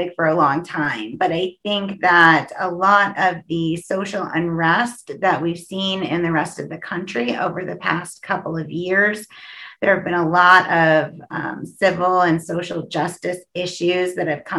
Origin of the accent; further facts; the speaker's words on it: Canada; also born or lived in United States; now in Vermont, United States; I grew up in Canada and I have lived in a lot of different places in the United States, but my favorite place is right here in Southwestern Vermont